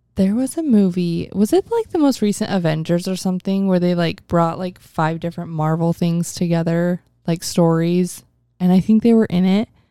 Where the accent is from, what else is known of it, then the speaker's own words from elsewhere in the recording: Mesa, Arizona, United States; we're both from North Mesa